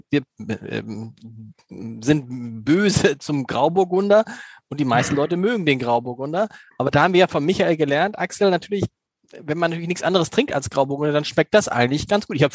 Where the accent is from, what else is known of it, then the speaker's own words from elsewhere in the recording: Germany; ich bin halt ein Deutscher, offensichtlich.